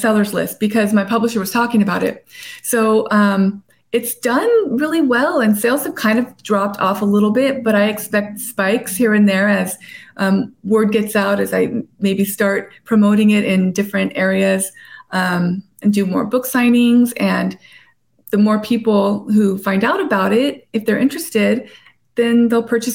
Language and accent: English; La Habra Heights, California, United States; moved away as an adult; also born or lived in La Puente; now in San Diego, United States; After I was in that bad foster home in La Puente, then I moved to La Habra Heights. And so I went to Rancho Starbuck and went to La Habra